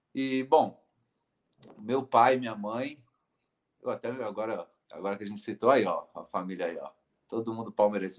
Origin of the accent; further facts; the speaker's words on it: São Paulo, Brazil; eu disse que nasci no Hospital Germelino Matarazzo, mas vivi boa parte da minha vida é, no Jardim São Carlos, que é um bairro, é, que é uma quebrada dentro do bairro de São Miguel Paulista, na Zona Leste